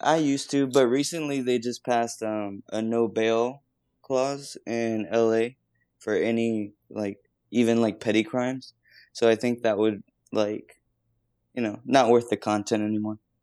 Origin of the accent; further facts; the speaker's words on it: Texas border, United States; down on the border in Texas